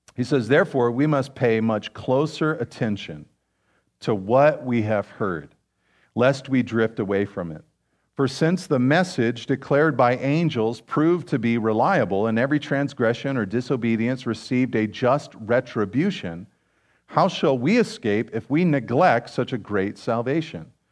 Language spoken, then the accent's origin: English; Pacific Grove, California, United States; I grew up in Pacific Grove